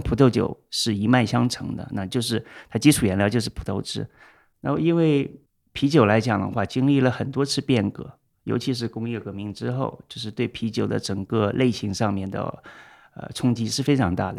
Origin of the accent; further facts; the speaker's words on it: China; moved away; also born or lived in Shanghai; 我们中国人